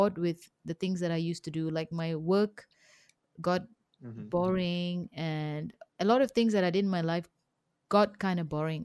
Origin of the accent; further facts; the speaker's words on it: Kepong, Kuala Lumpur, Malaysia; I grew up in Kapong.